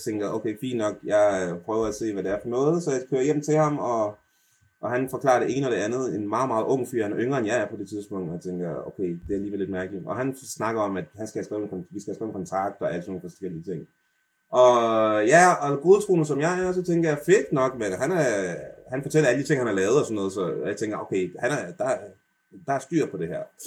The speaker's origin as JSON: {"language": "Danish", "country": "Denmark", "tie": "born or raised there", "said": "jeg snakker altså rigtig dansk, og jeg er født i Danmark"}